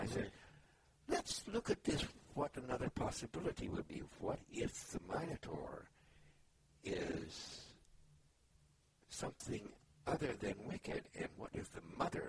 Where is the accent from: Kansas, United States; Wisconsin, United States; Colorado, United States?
Kansas, United States; also born or lived in Missouri / Alabama / Georgia; No, I grew up in Kansas and Missouri and then moved to Alabama and Georgia.